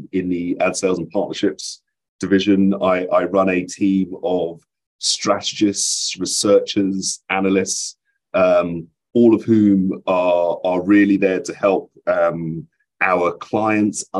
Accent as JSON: {"language": "English", "region": "London", "country": "United Kingdom", "tie": "born or raised there", "also_born_or_lived": "Highbury, London / Stoke Newington, London", "moved": "as an adult", "lives_now": "New York, United States", "said": "I ended up spending most of my time growing up in Edmonton in North London"}